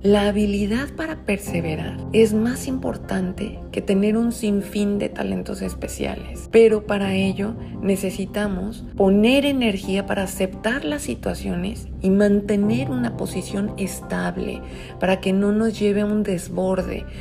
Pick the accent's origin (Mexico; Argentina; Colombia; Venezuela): Mexico